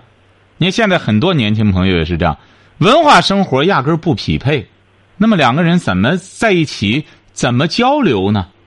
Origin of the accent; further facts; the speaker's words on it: China; 为什么？我们中国人更不能学这些玩意儿。为什么？我们中国人多